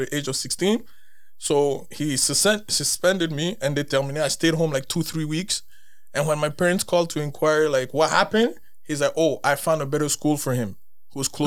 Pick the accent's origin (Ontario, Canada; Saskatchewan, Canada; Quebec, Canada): Quebec, Canada; Montreal; also born or lived in West Island; I came here at the age of 8 years old. I grew up in Ville Saint Laurent